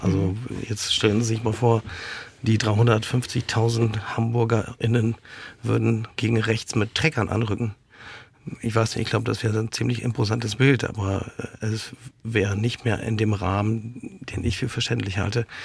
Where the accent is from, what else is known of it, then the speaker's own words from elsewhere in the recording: Poland; wir erleben äh, Dinge in Italien, äh, in Ungarn, in Polen, in meinem Heimatland.